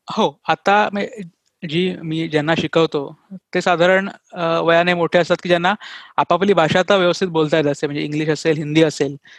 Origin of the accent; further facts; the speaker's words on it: Dombivli, Maharashtra, India; first language Marathi; moved away as an adult; now in Pune, India; मी जन्मलो वाढलो डोंबिवलीत जे मुंबईचं उपनगर आहे